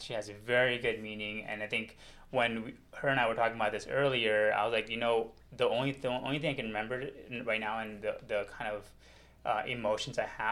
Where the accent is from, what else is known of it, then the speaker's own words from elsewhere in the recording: United States; I grew up here in America